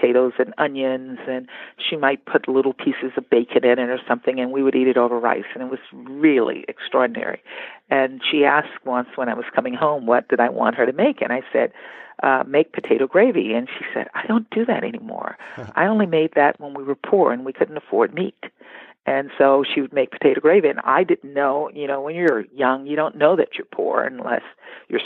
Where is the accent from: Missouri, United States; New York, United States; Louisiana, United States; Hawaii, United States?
Louisiana, United States; Baker